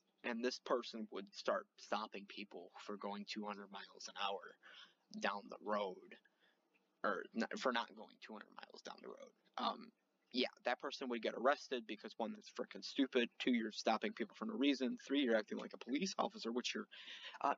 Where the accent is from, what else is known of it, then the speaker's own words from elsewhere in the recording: United States; I'm an American citizen